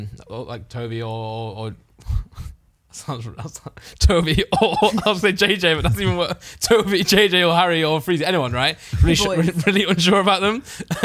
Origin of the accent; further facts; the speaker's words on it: United Kingdom; I let them know that I'm British.